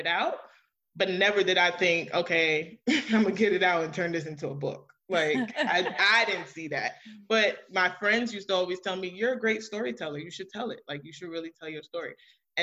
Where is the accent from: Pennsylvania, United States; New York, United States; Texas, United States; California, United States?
New York, United States; New York City; I am originally from Queens, New York. Born and raised by my maternal grandmother